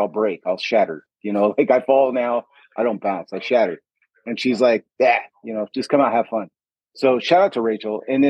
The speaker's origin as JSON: {"language": "English", "town": "Stockton", "region": "California", "country": "United States", "tie": "born or raised there", "moved": "yes", "lives_now": "Arizona, United States", "said": "because I grew up in Stockton, California."}